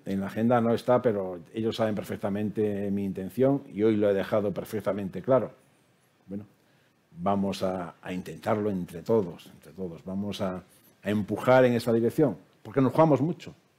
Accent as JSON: {"language": "Spanish", "country": "Spain", "said": "como español"}